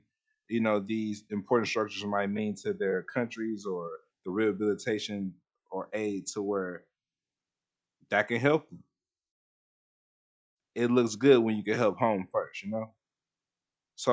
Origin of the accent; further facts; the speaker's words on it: United States; As an American, especially a one with this type of skin color